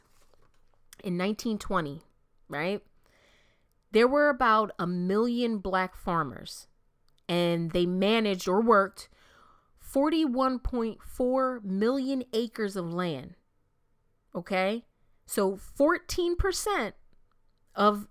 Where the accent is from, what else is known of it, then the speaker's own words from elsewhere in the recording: Camden, New Jersey, United States; I'm from Camden, New Jersey.